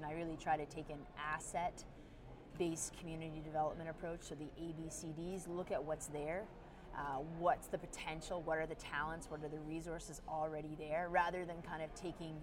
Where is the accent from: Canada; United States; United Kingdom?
Canada; also born or lived in Canada's North; as a Canadian